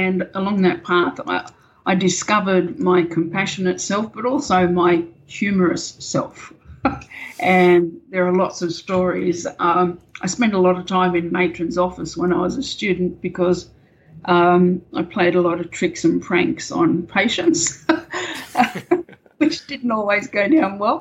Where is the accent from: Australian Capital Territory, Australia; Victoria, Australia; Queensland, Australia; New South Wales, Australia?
New South Wales, Australia; Camden; moved away as an adult; also born or lived in New Zealand; I grew up in a little country town in New South Wales called Camden